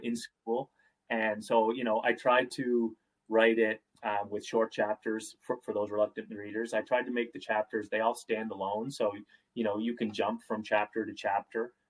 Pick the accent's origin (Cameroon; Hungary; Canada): Canada; Nova Scotia; I'm from Nova Scotia